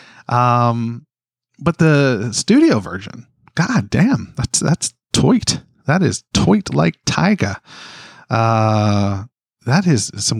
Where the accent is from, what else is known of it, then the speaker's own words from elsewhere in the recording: Canada; as a Canadian